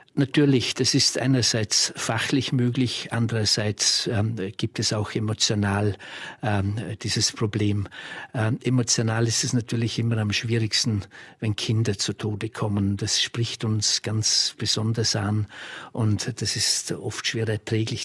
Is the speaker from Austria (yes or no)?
yes; Austria; bei uns in Österreich